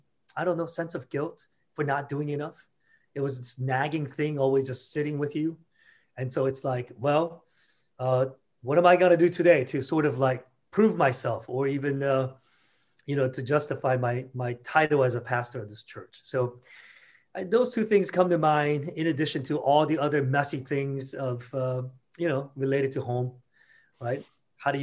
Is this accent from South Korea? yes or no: yes; South Korea; now in Washington, United States; I was born and raised in South Korea. And so I am culturally hardwired as a Korean.